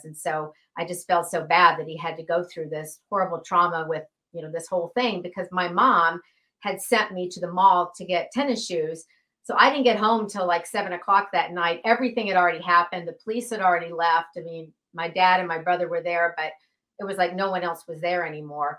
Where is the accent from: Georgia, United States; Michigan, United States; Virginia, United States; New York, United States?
Georgia, United States; Atlanta; I was actually raised in Atlanta, Georgia